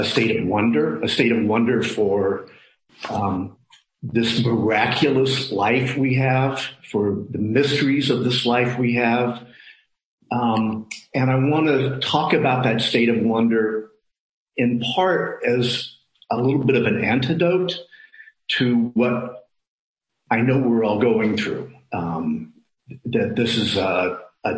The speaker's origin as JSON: {"language": "English", "region": "Midwest", "country": "United States", "moved": "yes", "lives_now": "San Francisco, United States", "said": "I come from the Midwest"}